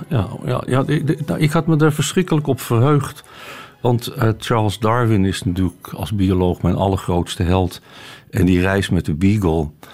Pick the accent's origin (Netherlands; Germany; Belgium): Netherlands; Amsterdam, North Holland; moved away; also born or lived in Haarlem; ik ben eh, geboren in Haarlem en opgegroeid in Amsterdam. En eh, ik woon in geen van beide meer